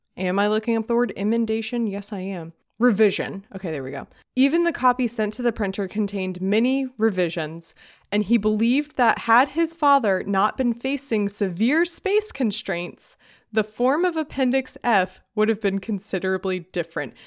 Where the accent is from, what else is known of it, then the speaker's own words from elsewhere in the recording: United States; as an American